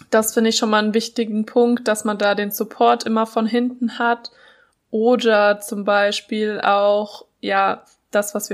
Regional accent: Franconia, Bavaria, Germany; also ich komme ja aus Franken, wir suchen immer nach Gründen zum Feiern, damit wir wieder Wein trinken können

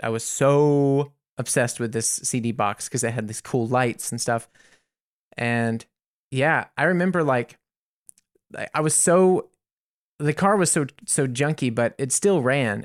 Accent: United States; as an American

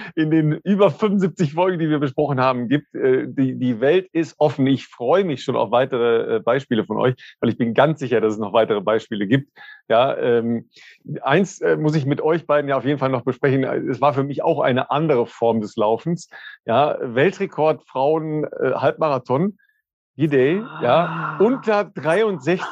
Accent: northern Ruhr area, North Rhine-Westphalia, Germany; now in Cologne, Germany; in meiner Heimat, äh, im nördlichen Ruhrgebiet

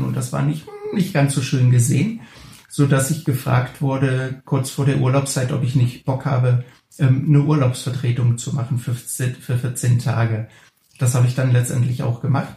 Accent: the east of the Republic, East Germany, Germany; ich bin ja damals im Osten der Republik groß geworden

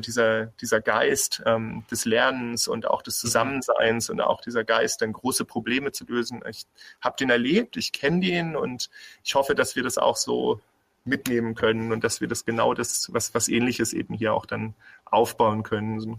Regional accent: Bremen, Germany; also born or lived in Berlin; now in Heilbronn, Germany; Ich komme aus dem Norden, ich komme eigentlich aus, aus Bremen und ähm, ich hatte dann lange auch in Berlin gelebt

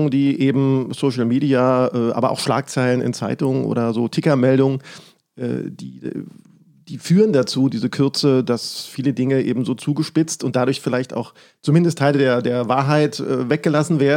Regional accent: Berlin, Germany; ich bin im, im Osten Berlins aufgewachsen, was auch schon wieder nicht klassisch DDR ist.

